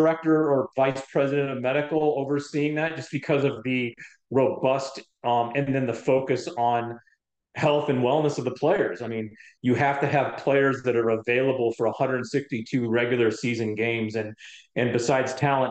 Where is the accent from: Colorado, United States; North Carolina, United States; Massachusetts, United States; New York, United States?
Colorado, United States; Denver; moved away; I grew up in Denver, Colorado